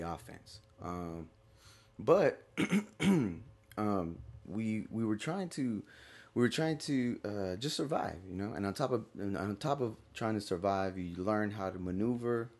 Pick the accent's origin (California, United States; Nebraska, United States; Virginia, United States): California, United States; Stockton; moved away; I grew up in Stockton, California.